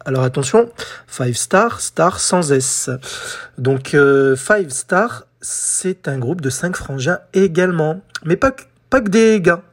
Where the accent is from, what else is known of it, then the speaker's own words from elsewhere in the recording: France; chez nous en France